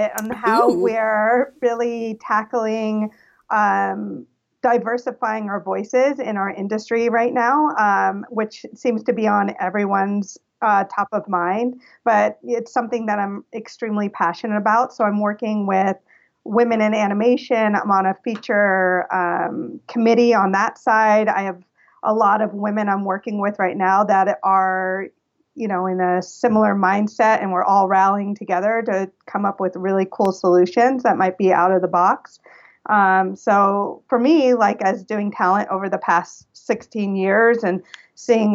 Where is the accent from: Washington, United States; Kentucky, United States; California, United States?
California, United States; now in Los Angeles, United States; So I'm Californian, all California born and raised. So I was born at Cedar Sinai here in Los Angeles. And then I moved to Northern California when I was 11 years old.